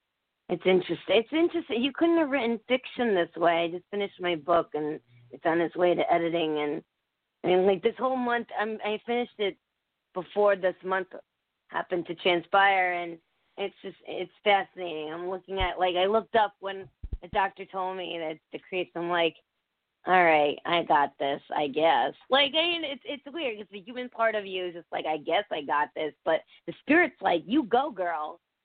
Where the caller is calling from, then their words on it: Connecticut, United States; Oh, Connecticut.